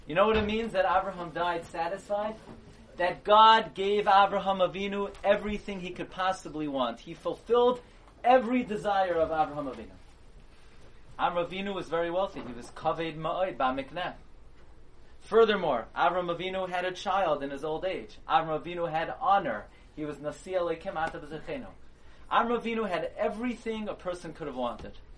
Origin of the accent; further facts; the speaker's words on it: New York City, New York, United States; I grew up on Avenue M, and East 31st